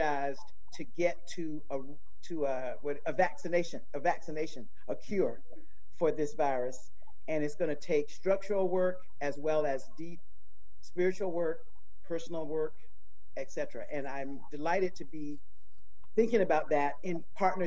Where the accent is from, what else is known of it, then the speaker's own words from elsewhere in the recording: Eastern North Carolina, United States; I grew up in Eastern North Carolina in the 50s